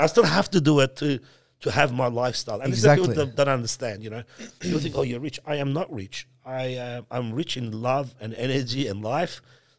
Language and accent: English; Iran; born there; Look, man, I'm a Muslim. I was born in Iran. I'm Muslim. My family's Muslim.